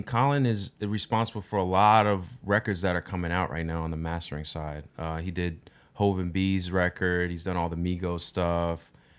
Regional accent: Altus, Oklahoma, United States; I'm from Oklahoma.

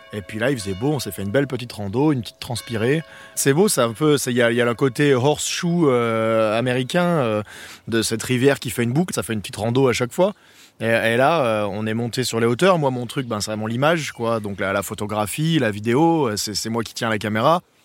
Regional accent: France; en tant que Français

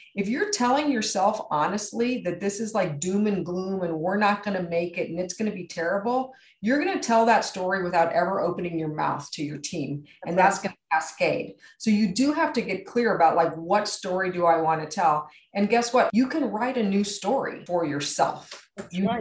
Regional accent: San Antonio, Texas, United States; San Antonio, my hometown where I'm from

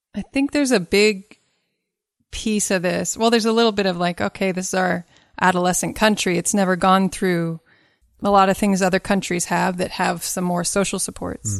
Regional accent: Kentucky, United States; I'm from Kentucky. My dad's side is from Kentucky, way back.

